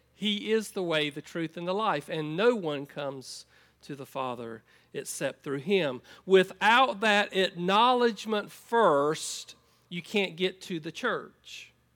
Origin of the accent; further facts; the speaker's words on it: United States; moved away as an adult; I grew up on a farm in Columbus County